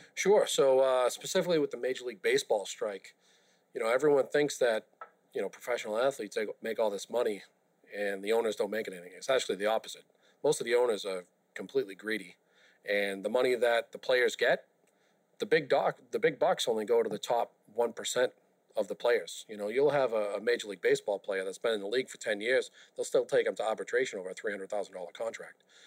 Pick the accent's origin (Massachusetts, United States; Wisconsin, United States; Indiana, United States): Massachusetts, United States; Boston; I grew up in South Boston